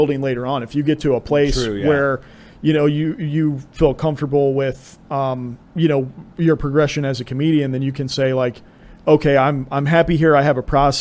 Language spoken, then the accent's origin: English; Franklin, Ohio, United States; my hometown of Franklin